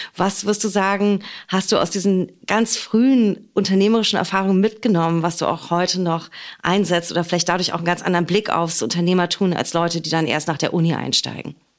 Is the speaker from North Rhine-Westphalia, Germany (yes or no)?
no; Berlin, Germany; born or raised there